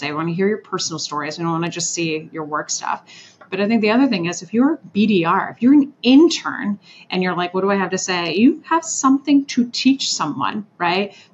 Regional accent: Orlando, Florida, United States; also born or lived in Switzerland / Washington, D.C.; I was a 90s kid and I lived in Orlando. So I was born in Switzerland and then moved to DC and then Orlando after that.

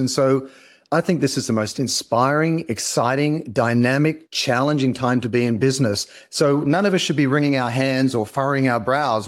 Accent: Australia; accent: Australian; now in Los Angeles, United States; I'm Australian, uh, but I'm based in Los Angeles

